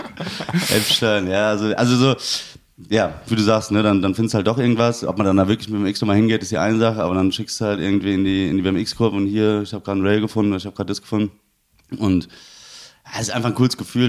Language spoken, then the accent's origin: German; Siegen, North Rhine-Westphalia, Germany; moved away; ich komme ursprünglich aus Siegen. Das ist im Siegerland, Nordrhein-Westfalen.